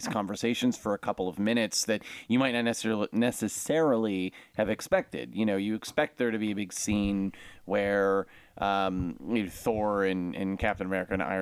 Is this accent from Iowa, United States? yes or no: no; Chicago, Illinois, United States; We're from Chicago